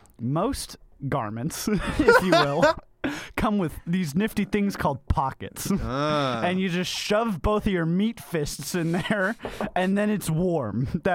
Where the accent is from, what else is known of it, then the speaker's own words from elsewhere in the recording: Florida, United States; moved away; I am from Florida